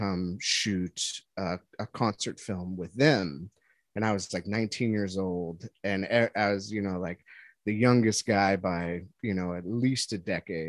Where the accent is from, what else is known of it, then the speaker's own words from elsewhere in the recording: Chicago, Illinois, United States; now in California, United States; we're all from Chicago, but we all kind of ended up in California